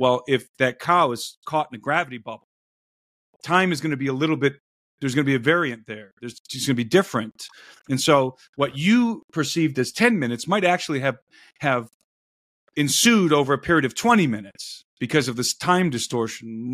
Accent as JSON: {"language": "English", "town": "Brook Park", "region": "Ohio", "country": "United States", "tie": "born or raised there", "said": "I grew up in Brook Park, Ohio"}